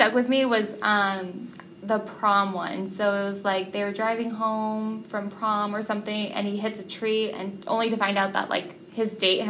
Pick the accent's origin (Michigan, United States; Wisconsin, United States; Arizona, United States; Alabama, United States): Arizona, United States; reading it as a woman in her early 20s growing up in Arizona